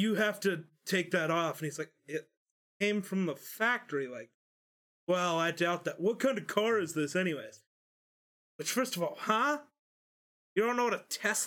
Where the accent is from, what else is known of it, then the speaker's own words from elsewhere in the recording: Wyoming, United States; We're from Wyoming